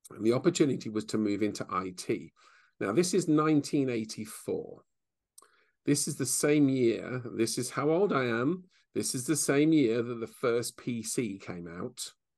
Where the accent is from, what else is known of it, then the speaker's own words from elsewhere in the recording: England, United Kingdom; now in Bicester, United Kingdom; We're very English